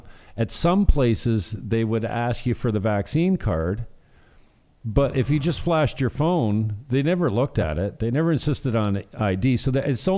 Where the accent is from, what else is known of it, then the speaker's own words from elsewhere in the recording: St. Catharines, Ontario, Canada; my hometown in St. Catharines